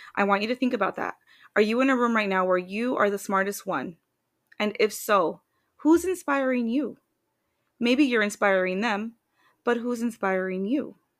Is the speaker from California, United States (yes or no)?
no; Washington, United States; moved away as an adult; now in Tucson, Arizona, United States; I'm from Washington State